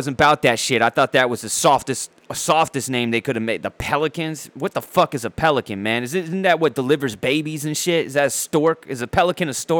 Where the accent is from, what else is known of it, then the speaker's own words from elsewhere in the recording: San Diego, California, United States; I am from Dago